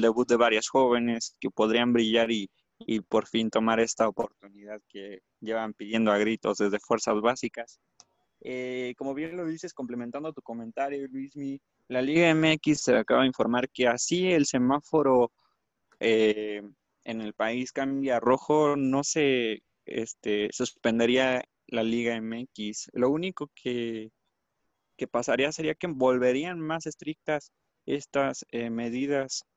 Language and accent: Spanish; Mexico; nuestro país